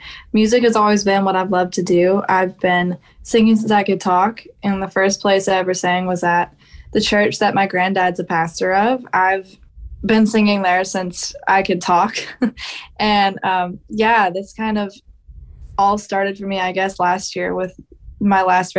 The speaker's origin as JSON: {"language": "English", "region": "Georgia", "country": "United States", "said": "but yes, I'm another one from Georgia."}